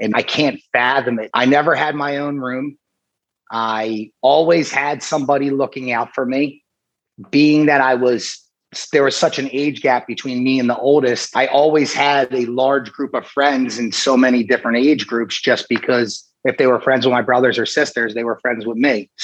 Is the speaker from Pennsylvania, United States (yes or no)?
yes; Briarcliff, Pennsylvania, United States; now in Philadelphia, United States; I grew up in a town right outside of Southwest Philadelphia called Briarcliff